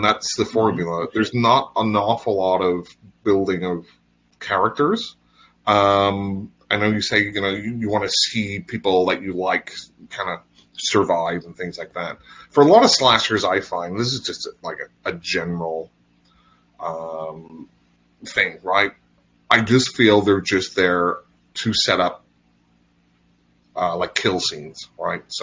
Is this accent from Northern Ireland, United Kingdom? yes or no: yes; Northern Ireland, United Kingdom; accent: Northern Irish; well, it's my Northern Irish accent.